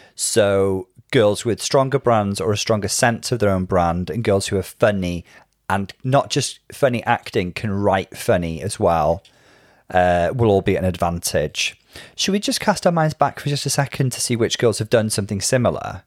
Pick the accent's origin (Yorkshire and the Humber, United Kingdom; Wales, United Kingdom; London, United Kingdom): Wales, United Kingdom; I did speak a lot more Welsh when I was little